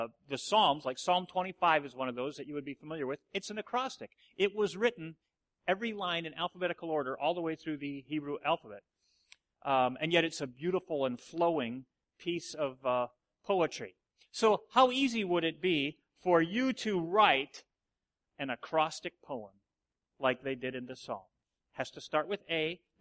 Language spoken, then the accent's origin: English; Watertown, United States; We grew up in the Watertown church, and it's like 30 people